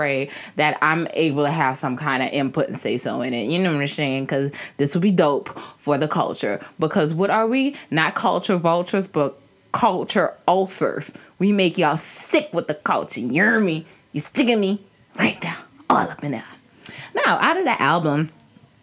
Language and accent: English; New Orleans, Louisiana, United States; I'm from the country hood suburban area of, you know, Orleans Parish. And that's Algiers.